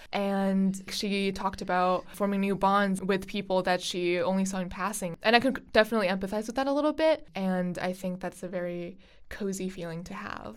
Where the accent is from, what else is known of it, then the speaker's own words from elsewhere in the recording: Beijing, China; now in United States; I am studying abroad from Beijing.